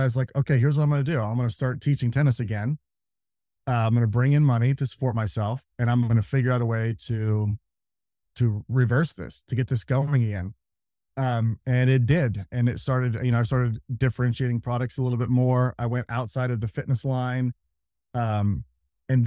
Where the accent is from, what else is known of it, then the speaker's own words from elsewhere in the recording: Kansas City, United States; moved away; I'm from Kansas City. So I moved back to Kansas City